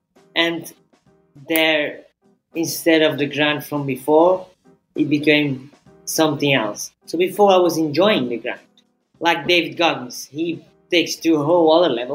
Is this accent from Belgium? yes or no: yes; Belgium; moved away; I'm originally from Belgium, but I have been traveling the world for a long time now.